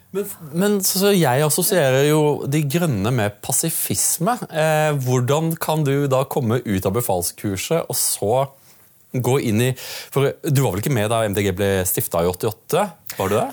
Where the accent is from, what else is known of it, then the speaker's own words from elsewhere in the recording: Audnedal, Agder, Norway; now in Oslo, Norway; som meg født på Sørlandet